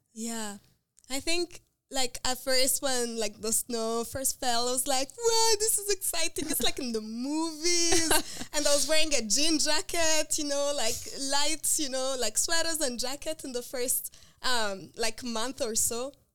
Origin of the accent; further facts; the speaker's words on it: Rwanda; moved away as an adult; now in United States; I'm from Rwanda, so I'm very passionate about my country and like working there and developing the health system there